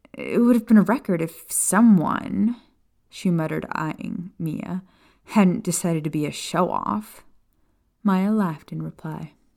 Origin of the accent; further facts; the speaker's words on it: Florida Keys, United States; Kat and I grew up in the Florida Keys